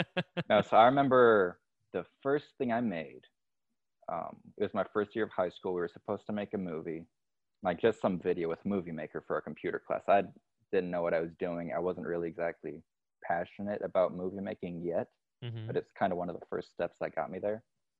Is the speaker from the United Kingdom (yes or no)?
no; Dominican Republic; moved away as an adult; also born or lived in Indiana; now in United States; Then when I was 1 year old, I moved to the Dominican Republic. My parents are missionaries. They still live there.